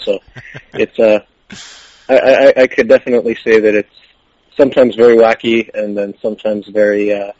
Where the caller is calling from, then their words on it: Adachi, Tokyo, Japan; Right now, I am at the DDT dormitory in Adachi, Tokyo.